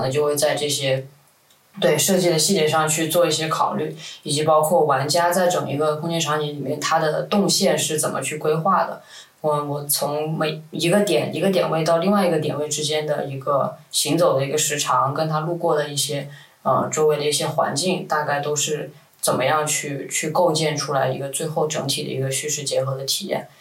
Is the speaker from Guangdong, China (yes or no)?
yes; Guangzhou, Guangdong, China; moved away as an adult; also born or lived in New York; 我是广州这边长大的